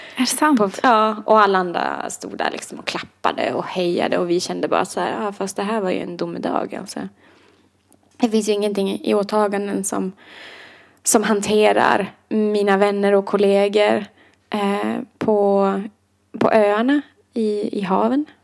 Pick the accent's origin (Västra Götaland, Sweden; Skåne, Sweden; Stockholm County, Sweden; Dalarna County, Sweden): Dalarna County, Sweden; Idre; moved away; nu ska jag hem till Idre i två veckor